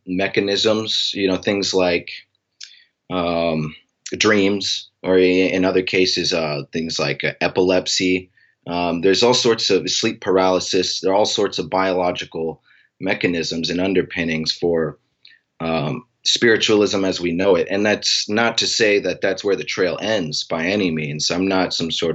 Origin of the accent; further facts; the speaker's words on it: Anchorage, Alaska, United States; I'm from Anchorage, Alaska